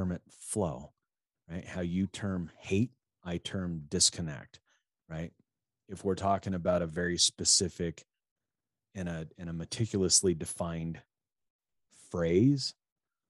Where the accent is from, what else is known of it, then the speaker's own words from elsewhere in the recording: middle part of the United States, Midwest, United States; we're both American, we're both basically from the same middle part of the country